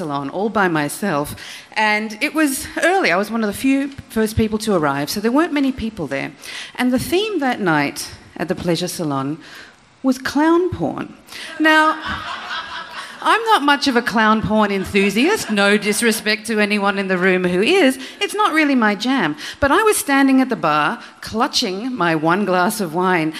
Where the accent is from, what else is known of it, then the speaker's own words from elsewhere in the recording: Australia; I'm Australian